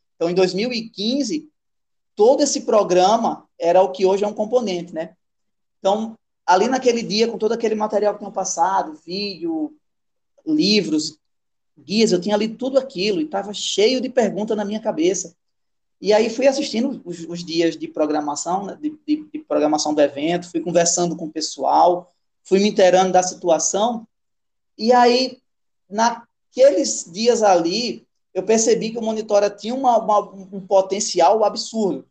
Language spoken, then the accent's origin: Portuguese; Rio Grande do Norte, Brazil; moved away as an adult; now in Manaus, Brazil; Saí de Rio, do Rio Grande do Norte. Tava nascido e criado lá no Nordeste